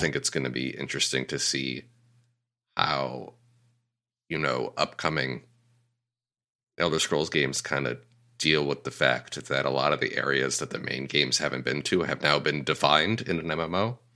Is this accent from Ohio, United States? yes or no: no; Connecticut, United States; moved away as an adult; now in Los Angeles, United States; I moved away from Connecticut after college